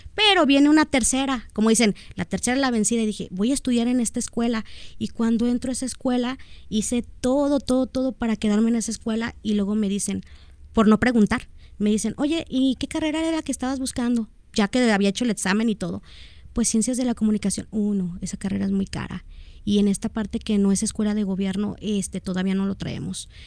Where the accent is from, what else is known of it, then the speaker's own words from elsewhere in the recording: Guadalajara, Jalisco, Mexico; soy de aquí de Guadalajara, Jalisco.